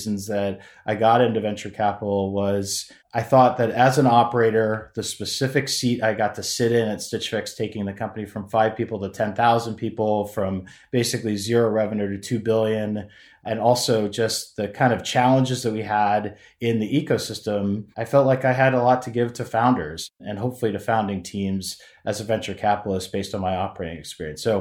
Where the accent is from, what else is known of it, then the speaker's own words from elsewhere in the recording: Virginia, United States; moved away as an adult; also born or lived in California; I grew up in Virginia.